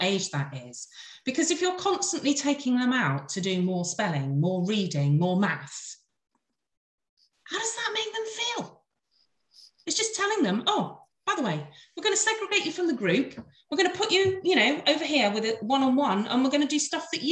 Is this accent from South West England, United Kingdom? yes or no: yes; Devon, South West England, United Kingdom; I was born and brought up in Devon